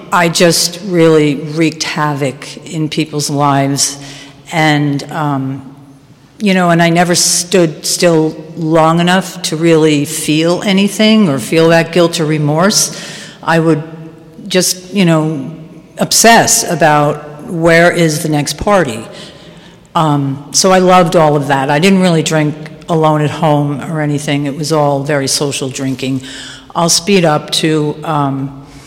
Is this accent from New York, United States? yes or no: yes; White Plains, New York, United States; I grew up in White Plains in Westchester